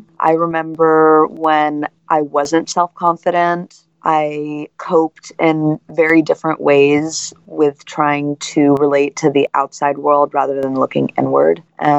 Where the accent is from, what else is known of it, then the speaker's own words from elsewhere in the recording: San Francisco, California, United States; also born or lived in Hawaii; I'm originally from San Francisco, and I grew up between San Francisco, France, and Hawaii.